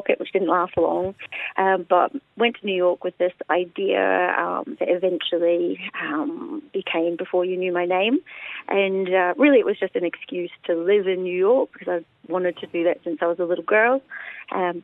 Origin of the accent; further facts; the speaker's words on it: Waitara, Taranaki, New Zealand; moved away as an adult; also born or lived in Melbourne, Australia; I am a Kiwi, born and bred in Waitara in Taranaki.